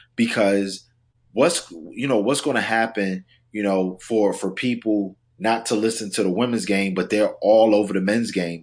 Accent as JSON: {"language": "English", "region": "South Carolina", "country": "United States", "tie": "born or raised there", "also_born_or_lived": "New York", "said": "I'm a New Yorker at heart, but, you know, raised in South Carolina"}